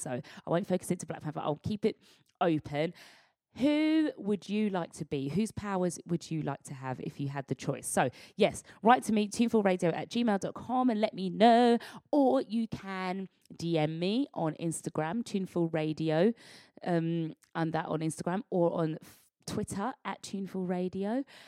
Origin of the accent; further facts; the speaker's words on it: United Kingdom; as black British people